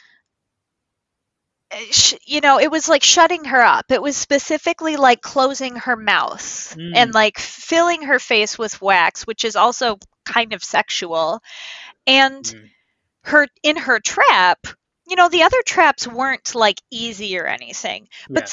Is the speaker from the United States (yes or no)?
yes; Midwest, United States; accent: Midwest; my Midwest accent